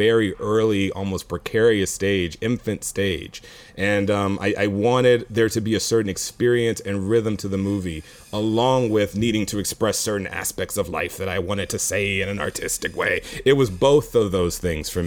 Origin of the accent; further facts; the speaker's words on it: Houston, Texas, United States; I'm from Houston, so I'm also laid back